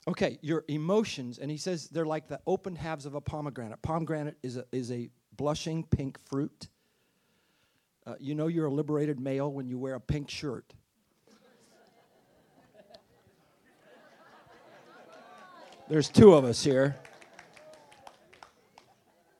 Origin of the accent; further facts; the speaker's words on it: United States; as an American.